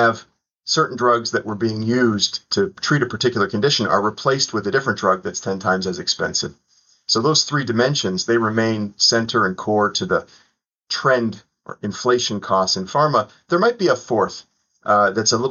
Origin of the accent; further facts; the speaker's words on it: Toronto, Ontario, Canada; moved away as an adult; also born or lived in Southeastern United States; now in United States; Toronto where I grew up